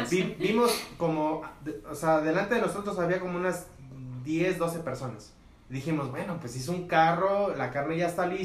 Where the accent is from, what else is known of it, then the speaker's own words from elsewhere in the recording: Mexico; como buen mexicano